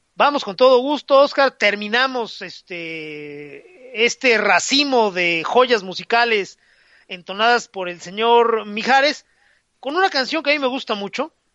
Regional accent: Mexico; todos los impresores de México

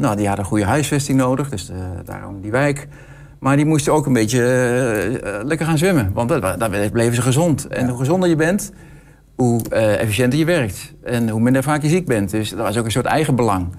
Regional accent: Hengelo, Overijssel, Netherlands; ik kom uit Hengelo

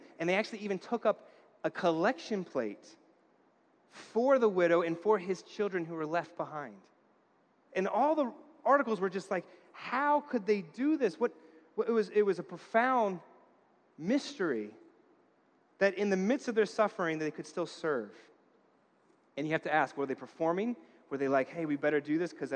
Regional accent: New York, United States; I grew up in New York.

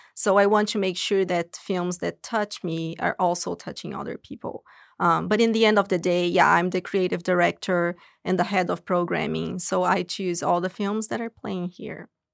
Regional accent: São Paulo, Brazil; moved away as an adult; now in United States; I'm originally from Brazil, São Paulo

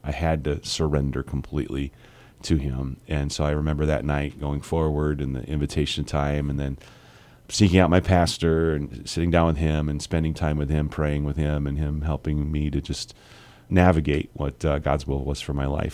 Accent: United States; as American Christians

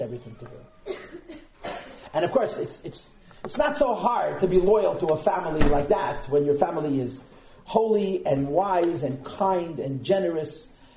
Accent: United States; I'm also an American

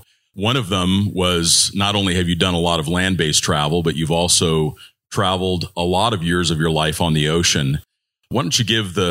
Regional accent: Southern California, United States; I grew up in Southern California

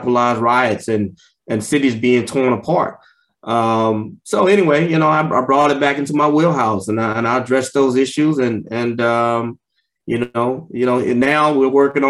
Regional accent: Houston, Texas, United States; I'm from the inner city, grew up in Houston, Texas

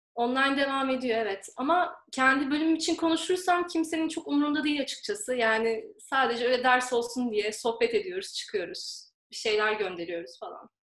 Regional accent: İzmir, Turkey; moved away as an adult; now in Rome, Italy; İzmirliyim. İzmir'den katılıyorum yarışmaya.

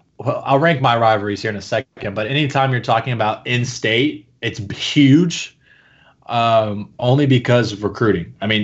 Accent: Georgia, United States; I'm probably different than the typical Florida fan just because I grew up in Georgia.

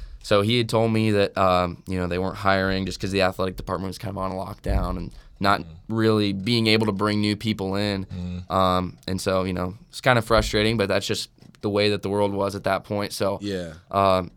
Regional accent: Springfield, Missouri, United States; moved away as an adult; now in Lincoln, United States; I'm from Springfield, Missouri. So like Southwest Missouri

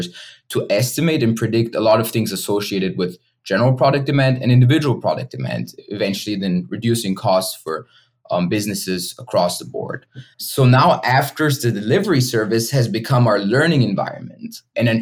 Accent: Vienna, Austria; English is a second language; moved away as an adult; also born or lived in Kent, Ohio; I'm originally from Austria, so you might hear some grammar mistakes along the way

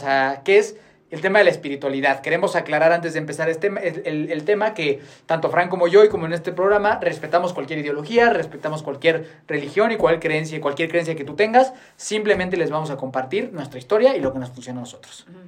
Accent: Mexico; la gente que vivimos y crecimos en México

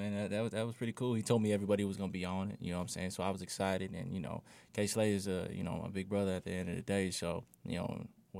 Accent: Fort Smith, Arkansas, United States; moved away as an adult; I'm from Fort Smith.

